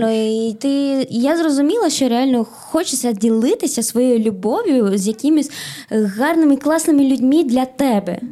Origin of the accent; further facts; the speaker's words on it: Bolivia; now in Ukraine; ну я родилась не в Україні, я в Болівії. Я із Болівії.